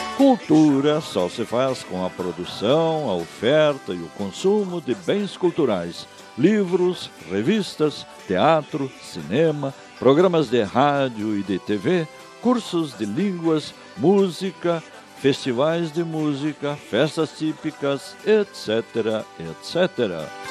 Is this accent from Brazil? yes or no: yes; southern Brazil, Brazil; como brasileiros